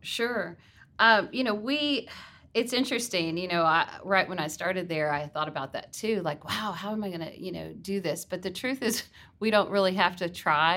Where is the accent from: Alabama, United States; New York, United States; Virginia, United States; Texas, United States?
Texas, United States; Garland; also born or lived in Jackson, Mississippi; grew up in Garland in the Rowlett area